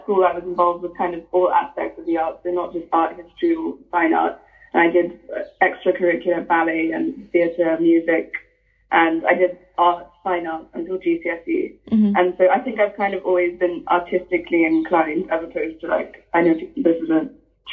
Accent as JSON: {"language": "English", "region": "Lagos", "country": "Nigeria", "tie": "born or raised there", "moved": "yes", "lives_now": "Cambridge, United Kingdom", "said": "growing up in Lagos"}